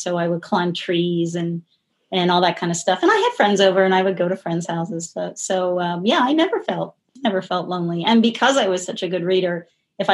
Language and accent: English; Philadelphia, Pennsylvania, United States; I grew up in Philadelphia, outside of Philadelphia